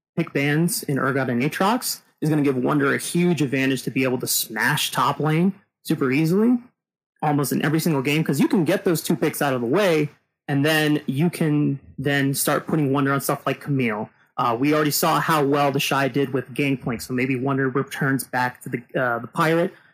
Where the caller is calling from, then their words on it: Salt Lake City, Utah, United States; I am calling from Salt Lake City, Utah